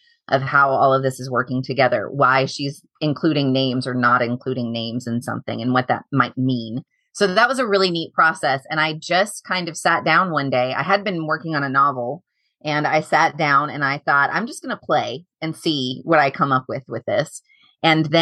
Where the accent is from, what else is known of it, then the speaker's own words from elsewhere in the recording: the South, United States; I grew up in the South